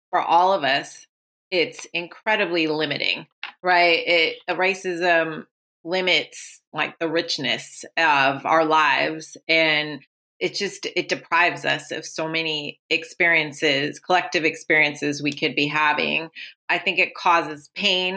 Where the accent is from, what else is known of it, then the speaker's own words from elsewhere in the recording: Oakland, California, United States; I was born in Oakland